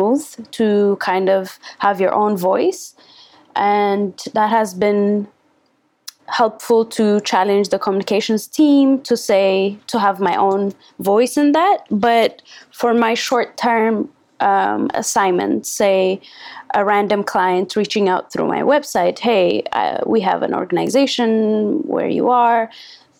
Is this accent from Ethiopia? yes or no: yes; Addis Ababa, Ethiopia; I am from Addis, the capital city